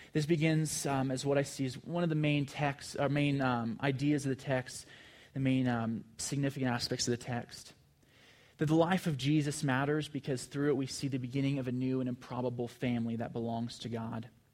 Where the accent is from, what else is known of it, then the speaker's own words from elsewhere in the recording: California, United States; I'm from California